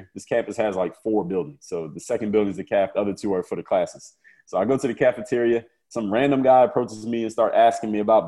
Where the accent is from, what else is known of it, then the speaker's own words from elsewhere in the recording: Philadelphia, Pennsylvania, United States; my hometown of Philadelphia, Pennsylvania